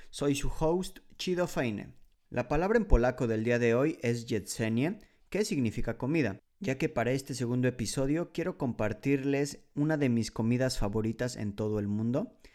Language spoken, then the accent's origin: Spanish; Mexico; moved away as an adult; also born or lived in Mexico City; now in Poland; Soy un mexicano viviendo en Polonia desde el año 2013.